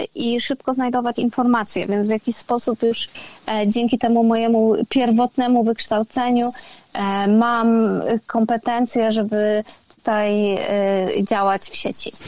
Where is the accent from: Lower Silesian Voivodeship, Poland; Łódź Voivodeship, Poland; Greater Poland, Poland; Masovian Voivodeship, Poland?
Lower Silesian Voivodeship, Poland; Jelenia Góra; moved away as an adult; also born or lived in Wrocław / Kraków; pochodzę z Jeleniej Góry, więc to jest takie moje najbliższe, duże miasto, do którego e, wyjeżdża się na studia, jak się mieszka w Jeleniej Górze.